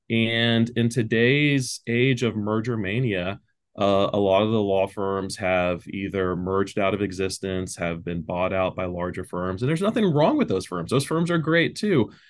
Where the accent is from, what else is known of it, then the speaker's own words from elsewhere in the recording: Pearland, Texas, United States; I'm from Pearland, Texas, so I'm a local. Uh, I still live in Pearland, Texas.